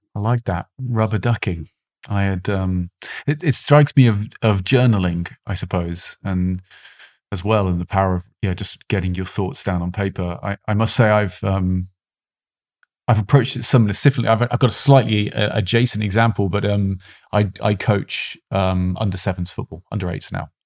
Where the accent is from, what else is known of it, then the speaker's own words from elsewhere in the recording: United Kingdom; being a British man